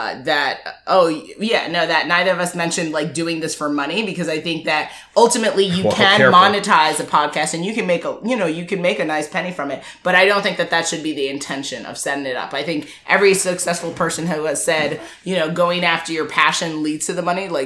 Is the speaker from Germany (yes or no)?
no; Jamaica; I'm Jamaican.